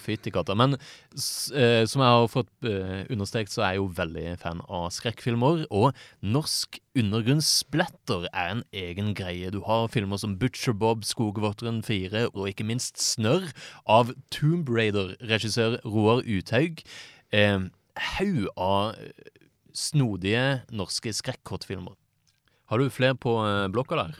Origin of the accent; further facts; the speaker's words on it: Kristiansand, Agder, Norway; jeg er jo fra Kristiansand